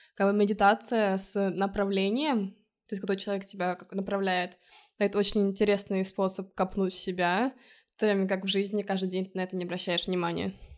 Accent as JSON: {"language": "Russian", "country": "Estonia", "moved": "yes", "lives_now": "Lisbon, Portugal", "said": "из Эстонии"}